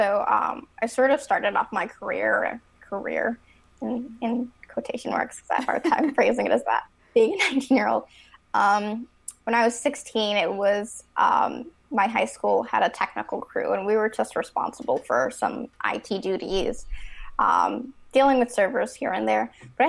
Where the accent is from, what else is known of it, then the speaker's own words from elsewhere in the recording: Chicago, Illinois, United States; I'm from Chicago.